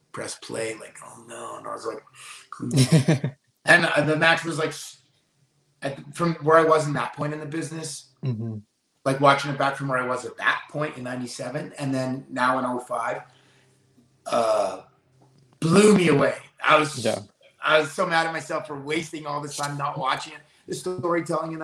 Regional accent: Canada; us Canadians

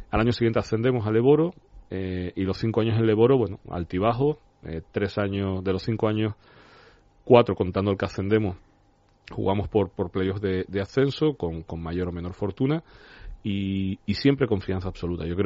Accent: Barcelona, Catalonia, Spain; now in Tenerife, Spain; si fuera americano me habrían hecho una película pero no soy americano, soy de Barcelona, vivo en Tenerife hace

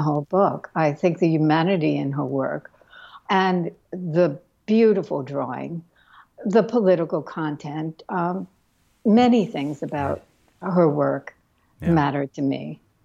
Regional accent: New York City, New York, United States; I grew up in Brooklyn.

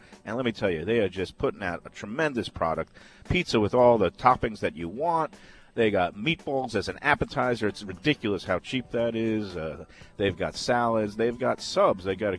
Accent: New York City, New York, United States; moved away; I'm from Brooklyn.

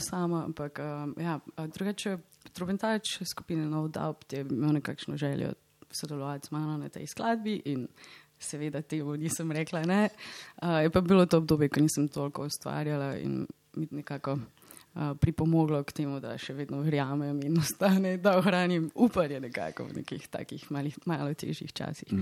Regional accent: Slovenia; moved away; Slovenija je in bo vedno moj dom

